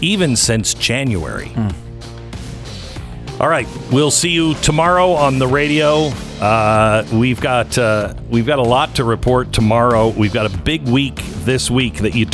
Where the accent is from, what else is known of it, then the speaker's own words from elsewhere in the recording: Seattle, Washington, United States; I'm from Seattle